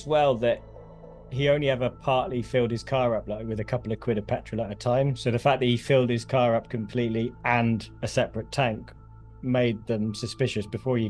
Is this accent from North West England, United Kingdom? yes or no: no; Swindon, South West England, United Kingdom; Christopher Halliwell, who was from my hometown of Swindon, very close to home.